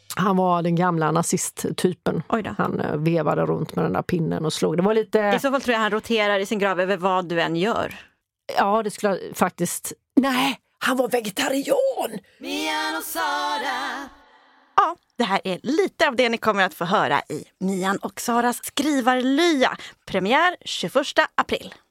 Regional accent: Småland, Sweden; jag är från Småland.

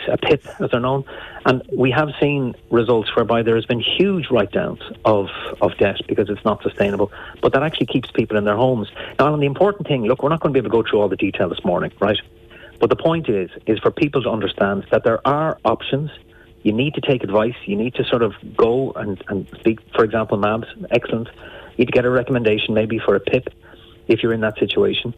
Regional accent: Enniscorthy, Leinster, Ireland; growing up in Enniscorthy was my time spent with the Enniscorthy Steelers in the boys' club

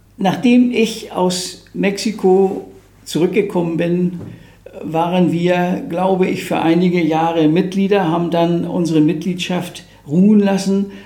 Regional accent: Germany; wir heute auch als Deutsche

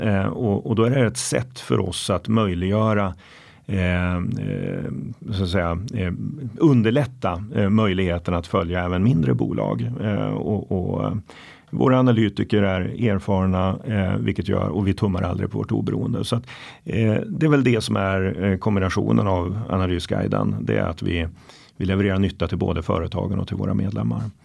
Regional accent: Norrland, Sweden; moved away; Norrland, mina hemtrakter

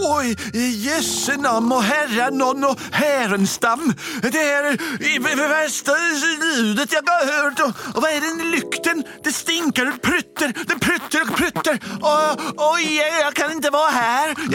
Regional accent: Norway; Og jeg vet med meg selv at jeg kommer til å være der mye lenger enn dere, for jeg er fra Norge.

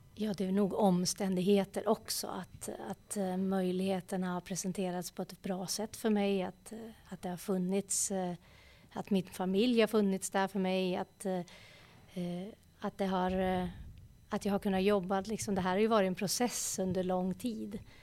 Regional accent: Eskilstuna, Södermanland, Sweden; Jag är ju uppvuxen här i Eskilstuna, eller strax utanför Eskilstuna, på en, en liten gård

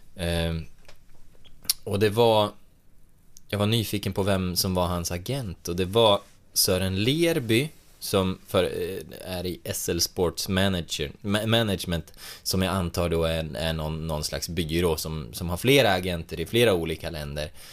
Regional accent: Hälsingland, Gävleborg County, Sweden; jag är uppvuxen i Hälsingland

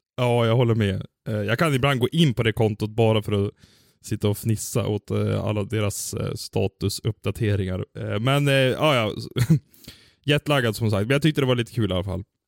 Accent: Sweden; som svensk

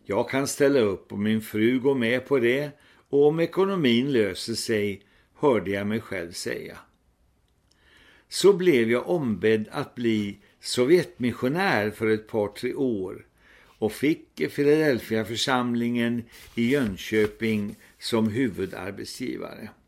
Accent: India; Mitt missionsfält var ju Indien där jag växte upp som barn och sen också arbetade sammanlagt två år som missionär.

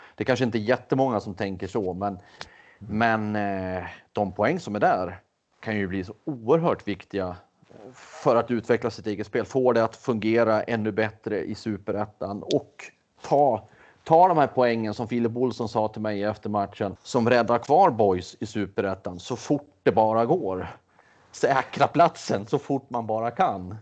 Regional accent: Västmanland, Sweden; now in Skåne, Sweden; jag själv är västmanlänning.

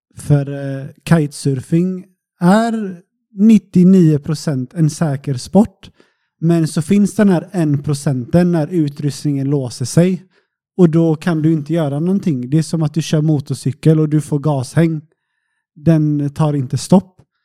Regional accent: Sweden; now in Portugal; så var jag hemma i Sverige en sväng. Jag brukar vara hemma på sommaren

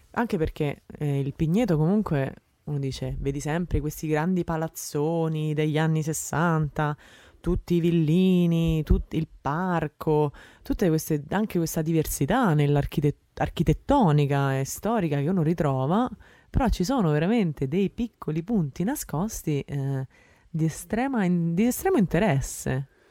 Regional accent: Rome, Lazio, Italy; moved away as an adult; now in Netherlands; io sono nata a Roma, cresciuta a Roma, romana di Roma

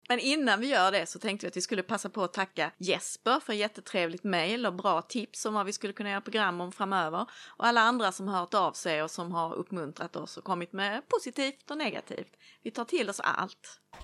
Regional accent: Lund, Skåne, Sweden; från Oskarshamn till Lund som även är min hemstad

